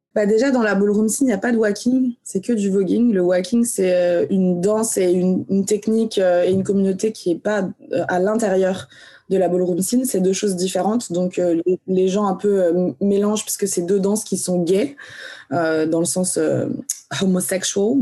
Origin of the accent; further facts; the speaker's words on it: Vendée, Pays de la Loire, France; also born or lived in Algeria; moi j'ai grandi dans la campagne française, j'ai grandi en Vendée